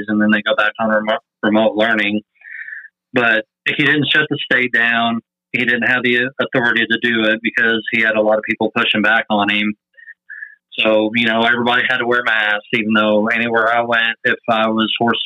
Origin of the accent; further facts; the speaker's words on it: Evansville, Indiana, United States; moved away as an adult; now in Kentucky, United States; I grew up in Evansville, Indiana. So, you know, I lived there for 40 years